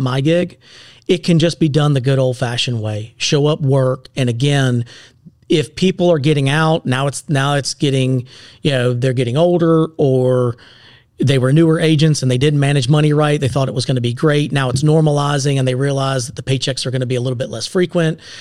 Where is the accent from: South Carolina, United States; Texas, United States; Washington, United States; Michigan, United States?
South Carolina, United States; Seneca; also born or lived in Clemson, South Carolina / Greenville, South Carolina; I'm born and raised in Seneca.